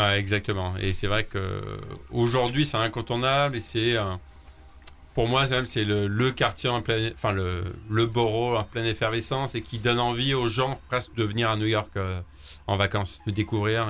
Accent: France; chez nous en France

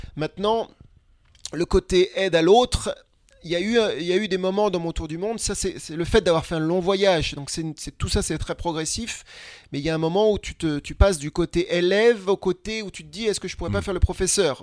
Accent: France; je suis français

